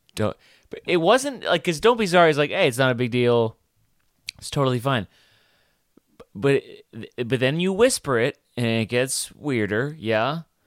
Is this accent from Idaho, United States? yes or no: no; New York City, New York, United States; I'm from Brooklyn